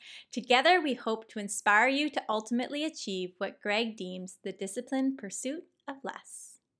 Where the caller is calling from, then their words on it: Toronto, Ontario, Canada; So I am calling you from Toronto, Canada